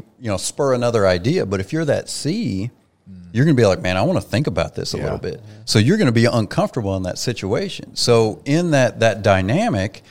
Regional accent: Oklahoma, United States; I'm from Oklahoma

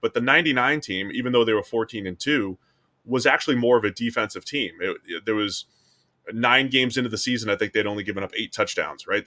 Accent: New England, United States; I grew up in New England

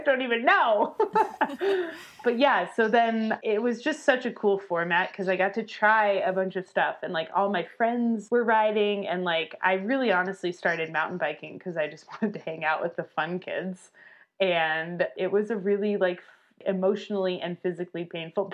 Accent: Albuquerque, New Mexico, United States; moved away as an adult; also born or lived in Durango, Colorado; I grew up in Albuquerque

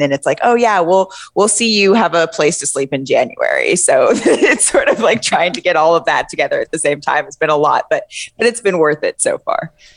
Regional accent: California, United States; moved away as an adult; also born or lived in New York City; I am from California

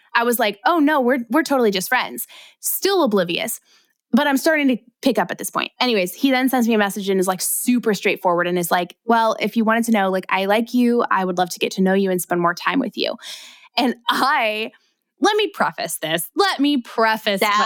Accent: Ohio, United States; moved away as an adult; also born or lived in Northern California; now in Southern California, United States; I was from Ohio

